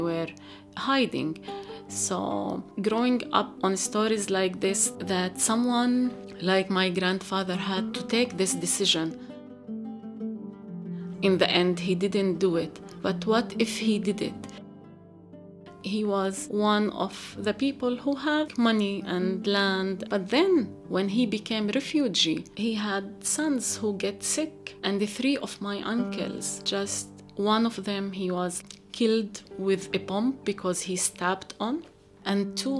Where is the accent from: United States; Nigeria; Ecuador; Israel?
Israel; Galilee; moved away as an adult; now in Jerusalem; For me, as a Palestinian woman, I grew up in Galilee, but in a place that is not my family place.